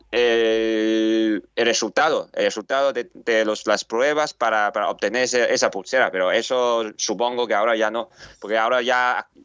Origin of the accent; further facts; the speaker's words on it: Spain; yo siempre soy de, soy de España